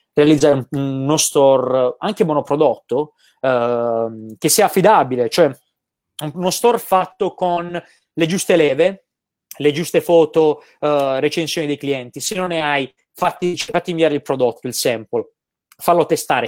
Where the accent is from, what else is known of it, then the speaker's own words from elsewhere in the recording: Gravina in Puglia, Apulia, Italy; moved away as an adult; also born or lived in Milan; now in Tenerife, Spain; nel mio paesino, a Gravina in Puglia